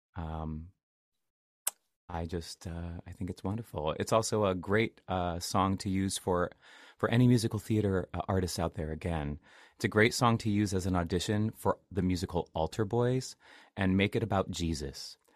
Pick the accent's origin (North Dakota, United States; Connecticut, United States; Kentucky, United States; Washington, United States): Washington, United States; Seattle area; moved away; I'm from the Seattle area. Um, I'm not from Seattle proper. Like I always say, I am from the middle of absolutely nowhere. I grew up in the middle of the woods